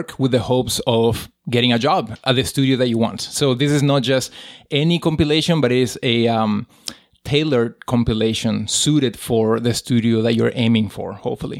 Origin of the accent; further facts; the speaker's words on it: Paraguay; moved away; So I am originally from Paraguay in South America